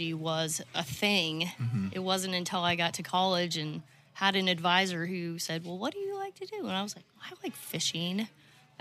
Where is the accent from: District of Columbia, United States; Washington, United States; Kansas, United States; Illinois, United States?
Kansas, United States; Manhattan; moved away as an adult; also born or lived in Mountain Home, Arkansas; now in Arkansas, United States; originally I'm from Kansas